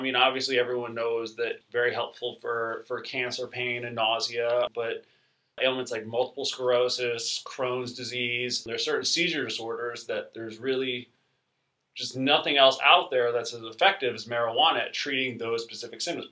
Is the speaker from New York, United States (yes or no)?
yes; New York, United States; I grew up in New York